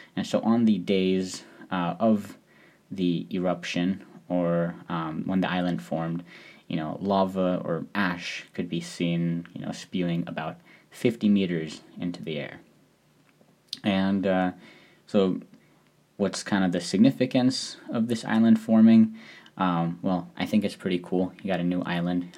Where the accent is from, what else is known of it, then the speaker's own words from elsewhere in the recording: Seattle, Washington, United States; moved away as an adult; now in Tanegashima, Japan; I'm from Seattle